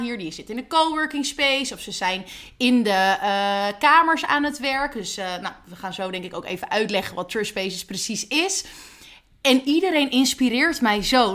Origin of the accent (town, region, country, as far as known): Netherlands